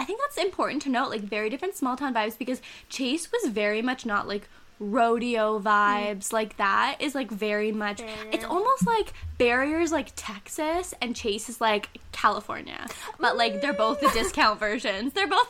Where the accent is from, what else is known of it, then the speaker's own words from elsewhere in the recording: Ontario, Canada; born there; I can never really identify completely with the small town aesthetic in the way that I wasn't born there. I was born in Ontario